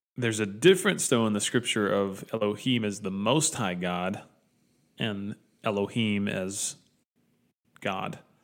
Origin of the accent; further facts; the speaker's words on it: Dalton, Georgia, United States; I grew up in Dalton.